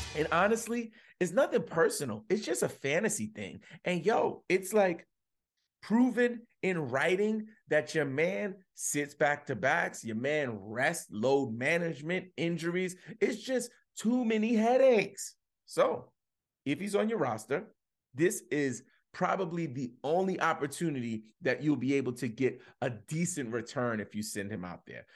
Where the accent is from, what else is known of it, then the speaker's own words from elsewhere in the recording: New York, United States; I'm a New Yorker